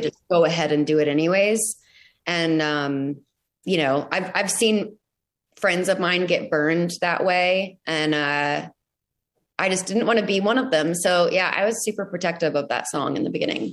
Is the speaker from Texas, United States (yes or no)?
yes; Arlington, Texas, United States; moved away as an adult; now in Nashville, United States; I'm from Arlington, Texas, outside of Dallas